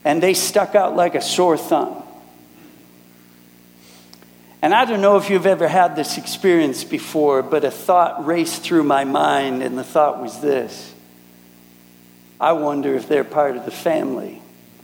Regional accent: Minneapolis, Minnesota, United States; moved away as an adult; now in Germany; I'm originally from Minneapolis, but I live in Germany now

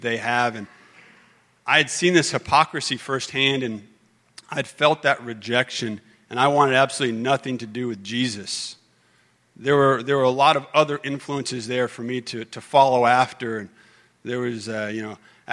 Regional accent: Austin, Texas, United States; I was born in Austin

